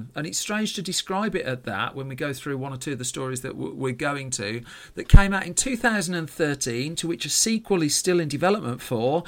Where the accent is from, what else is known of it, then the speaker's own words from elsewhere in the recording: United Kingdom; I'm British